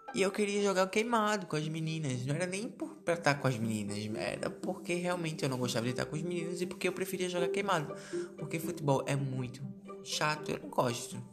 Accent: Brazil; a gente é brasileiro

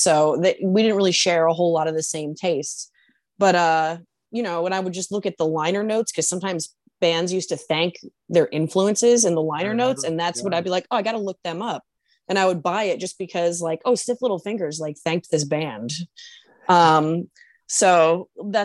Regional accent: New Brunswick, New Jersey, United States; I was born in New Brunswick, New Jersey, and I've lived near the Brunswicks pretty much most of my childhood life

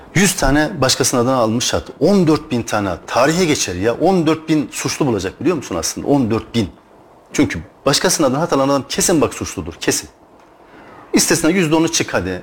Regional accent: Turkey; Biz Türk'üz.

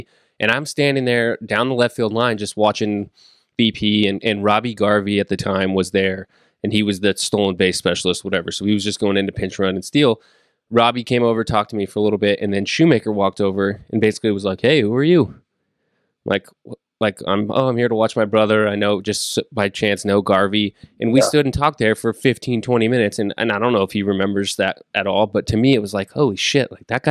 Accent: Northern California, United States; growing up in Northern California

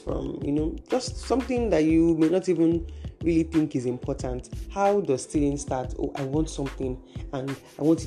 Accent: Nigeria; I am a Nigerian and I am operating from Nigeria

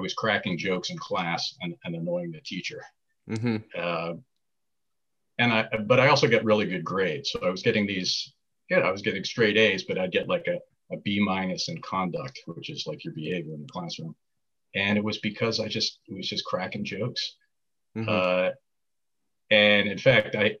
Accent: Boston, Massachusetts, United States; moved away as an adult; also born or lived in White Plains, New York / New York area; I grew up in Boston, city of Boston, the West Roxbury neighborhood.

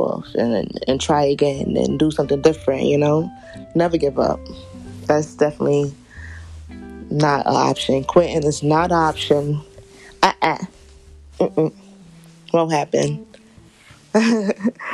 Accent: New York City, New York, United States; I am from Southside, Jamaica, Queens.

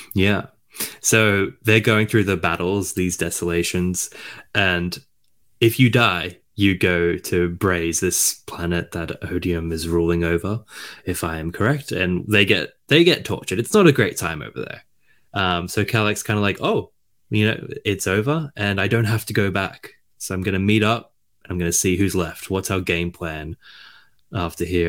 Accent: Australia; I'm Australian

